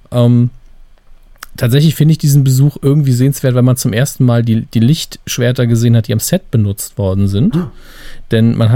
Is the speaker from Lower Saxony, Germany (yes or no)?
no; Saarland, Germany; Als Saarländer können wir das ja sehr gut.